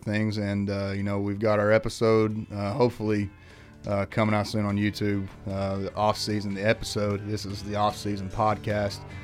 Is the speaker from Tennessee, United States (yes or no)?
no; Eastern Kentucky, United States; where we grew up in Eastern Kentucky